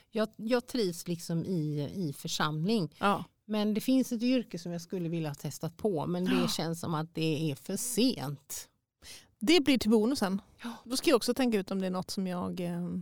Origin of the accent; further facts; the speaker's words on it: Enslöv parish, Halland County, Sweden; Och där är jag uppvuxen